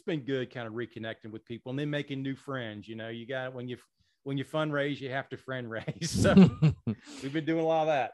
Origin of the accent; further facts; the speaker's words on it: Spartanburg, South Carolina, United States; I'm an upstate native. From, I'm from Spartanburg